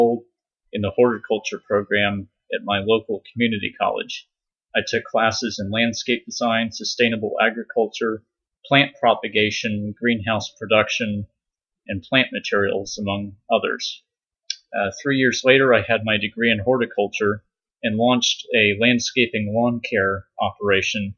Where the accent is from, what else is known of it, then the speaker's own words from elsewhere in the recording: San Diego, California, United States; moved away; also born or lived in Virginia; I was born and raised in San Diego, California.